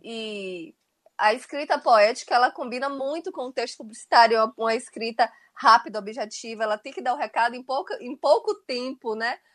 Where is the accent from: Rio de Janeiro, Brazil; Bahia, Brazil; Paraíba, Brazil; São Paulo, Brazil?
Bahia, Brazil; Itabuna; eu sou de Itabuna